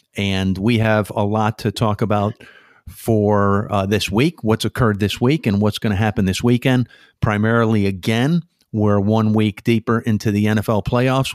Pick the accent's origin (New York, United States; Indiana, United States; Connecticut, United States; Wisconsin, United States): Connecticut, United States; Stamford; now in East Hampton, United States; Stamford, Connecticut, my hometown